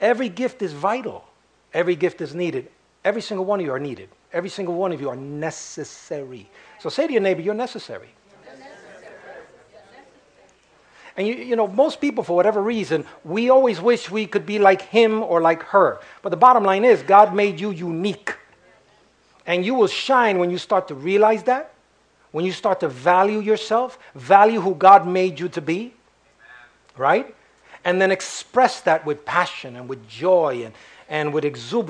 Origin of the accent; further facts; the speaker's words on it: New York, United States; also born or lived in Puerto Rico; I was born in New York, and I was raised in Harlem